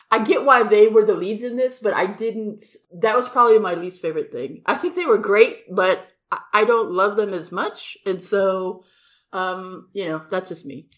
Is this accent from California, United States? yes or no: yes; Los Angeles, California, United States; moved away; I'm from Los Angeles